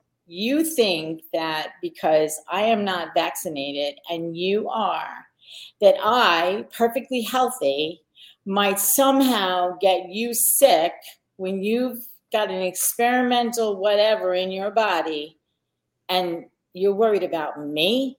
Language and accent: English; Long Island, New York, United States; I grew up on Long Island. I never got that Long Island twang kind of thing going on